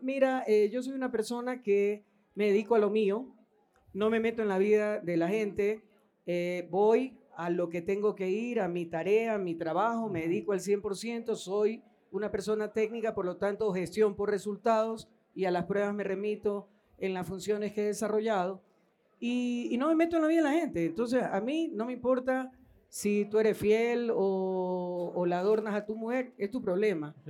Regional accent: Ecuador; todos somos ecuatorianos

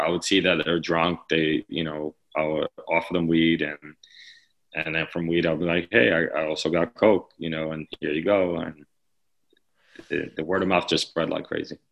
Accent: New York City, New York, United States; growing up in the Lower East Side

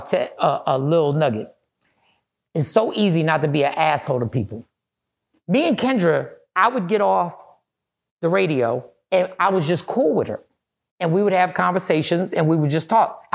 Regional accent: East Coast, United States; moved away as an adult; now in Texas, United States; I'm from the East Coast

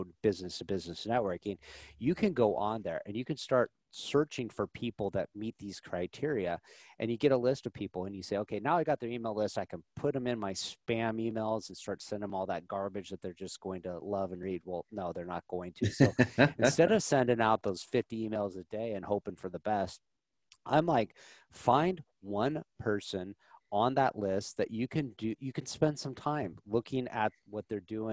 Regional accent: Nebraska, United States

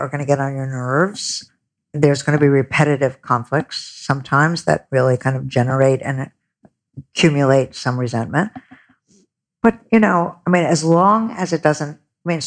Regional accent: Buffalo, New York, United States; I'm a very middle America. I grew up in Buffalo

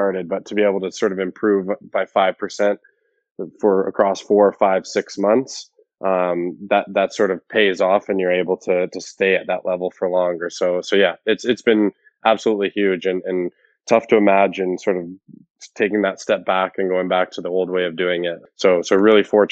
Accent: Alberta, Canada; growing up in Alberta

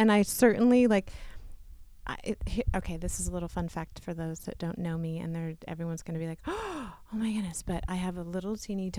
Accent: San Ramon, California, United States; San Ramon, very small town. It was like population 300. It was very small.

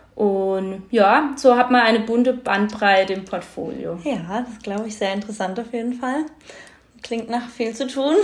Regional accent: Eichstetten am Kaiserstuhl, Baden-Württemberg, Germany; also born or lived in Geisenheim; bin gebürtig aus Eichstätten am Kaiserstuhl und komme halt aus einer Winzerfamilie

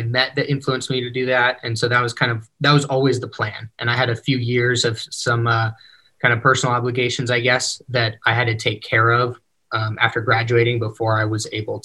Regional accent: near Sacramento, California, United States; moved away as an adult; now in Salt Lake City, United States; I grew up near Sacramento, California

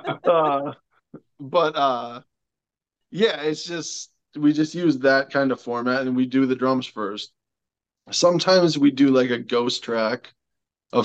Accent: Wishek, North Dakota, United States; my hometown is all about accordion. It's an old German

